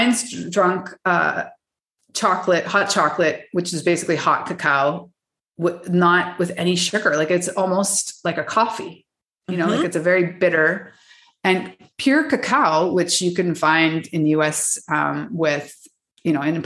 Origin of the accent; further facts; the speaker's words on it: Canada; moved away; I'm actually from Canada